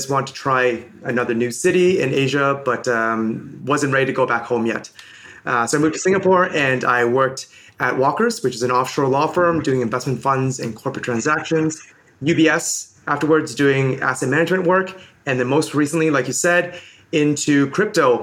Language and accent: English; Toronto, Ontario, Canada; also born or lived in Hong Kong / Birmingham, United Kingdom / London, United Kingdom; originally I'm from Hong Kong. I moved to Toronto when I was 5 years old